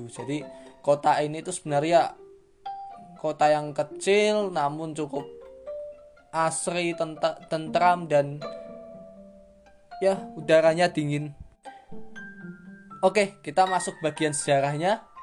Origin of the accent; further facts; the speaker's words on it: Salatiga, Central Java, Indonesia; born there; kita akan membahas tentang asal muasal kota kelahiranku, yaitu kota Salatiga